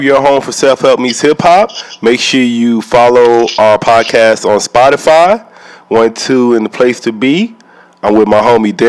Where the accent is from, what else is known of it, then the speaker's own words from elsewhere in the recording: Columbus, Mississippi, United States; So I'm from Columbus, Mississippi, too.